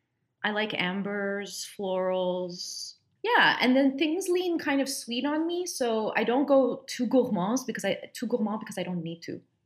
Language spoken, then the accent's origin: English; Dubai, United Arab Emirates; And my grandparents, even though I grew up with them in Dubai, I don't know, their scent is kind of everywhere.